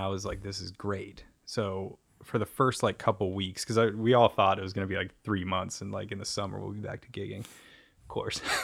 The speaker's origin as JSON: {"language": "English", "country": "United States", "said": "We're from the U S"}